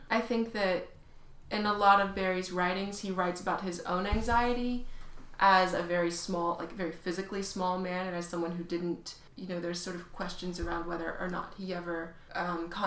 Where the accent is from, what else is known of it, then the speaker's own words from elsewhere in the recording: Darlington, South Carolina, United States; moved away as an adult; now in Raleigh, United States; I grew up in Darlington, South Carolina.